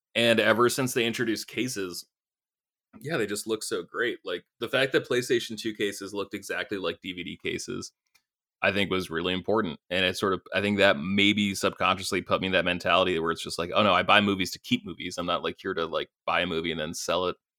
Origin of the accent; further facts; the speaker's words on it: Maine, United States; growing up in Maine, where it's winter, ch, ch, ch, eight months a year